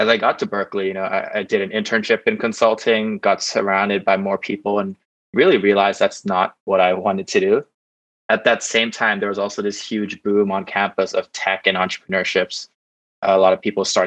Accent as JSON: {"language": "English", "region": "Bangkok", "country": "Thailand", "tie": "born or raised there", "also_born_or_lived": "California, United States", "said": "I grew up in Bangkok, spent my whole life growing up here"}